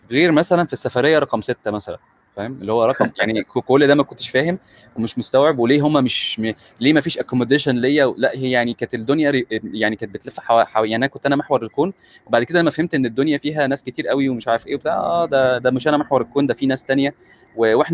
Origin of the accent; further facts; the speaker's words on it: Egypt; احنا كمصريين فكره ذاكره المكان دي بتتمسح بالكباري